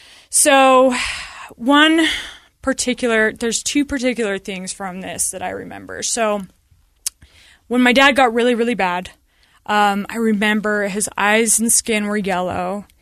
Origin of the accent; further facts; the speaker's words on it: Sandy, Utah, United States; I mean, I grew up in Sandy, and we had a stay-at-home mom, and it was great.